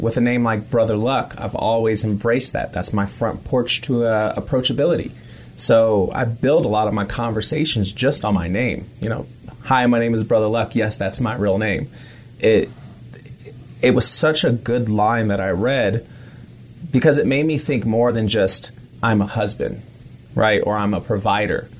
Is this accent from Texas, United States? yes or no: no; San Francisco, California, United States; also born or lived in Bay Area, California; I was extremely young growing up in San Francisco before I kind of relocated around California in the Bay Area